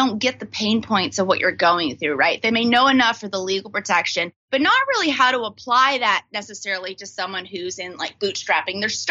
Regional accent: Texas, United States; now in Washington, D.C., United States; I'm actually from Texas.

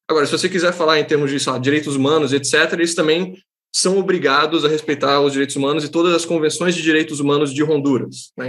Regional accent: Santa Catarina, Brazil; eu sou catarinense

